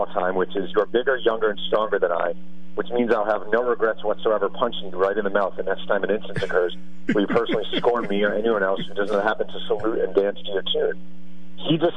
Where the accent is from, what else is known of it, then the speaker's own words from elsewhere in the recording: Mahopac, New York, United States; a kid growing up in Mayopack, New York